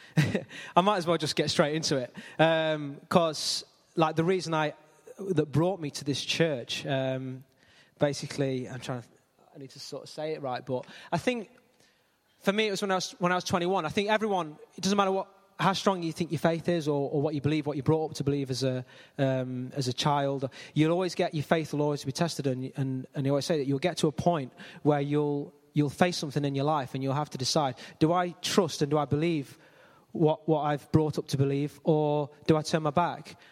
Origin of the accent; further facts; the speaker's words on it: Ilkeston, East Midlands, United Kingdom; Born and raised in Ilkeston, always lived in Ilkeston.